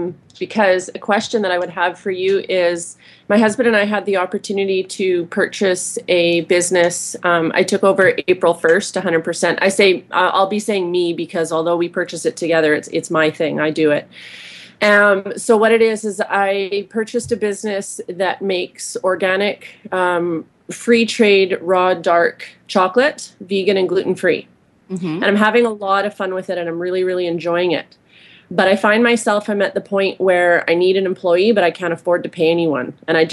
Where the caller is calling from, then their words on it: Vancouver Island, British Columbia, Canada; I'm calling from Vancouver Island, British Columbia.